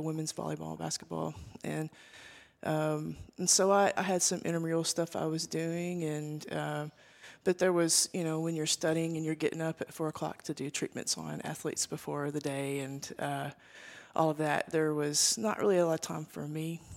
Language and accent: English; Arkansas, United States; I grew up here in Arkansas in, in a small town, very rural